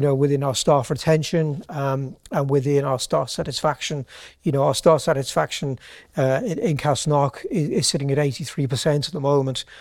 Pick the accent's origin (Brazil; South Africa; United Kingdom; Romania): United Kingdom; Birmingham, West Midlands; moved away as an adult; now in Ireland; I'm actually from Birmingham originally